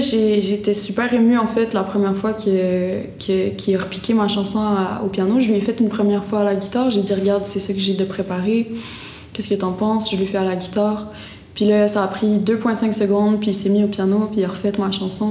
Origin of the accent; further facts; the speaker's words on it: Gaspé, Quebec, Canada; je suis née à Gaspé, j'ai une mère gaspésienne